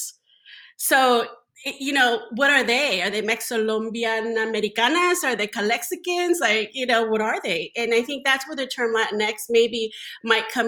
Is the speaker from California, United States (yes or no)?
yes; Northern California, United States; also born or lived in Zacatecas, Mexico; I grew up in Northern California